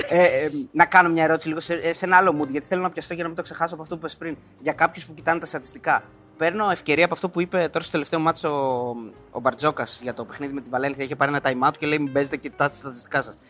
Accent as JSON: {"language": "Greek", "town": "Thebes", "region": "Central Greece", "country": "Greece", "said": "Είμαι από τη Θήβα"}